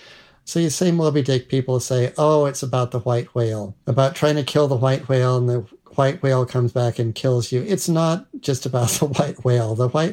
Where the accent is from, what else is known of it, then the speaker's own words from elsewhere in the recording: Salt Lake City, Utah, United States; born there; I was born in 1958 in the Rocky Mountains in Salt Lake City. I've lived in a lot of places.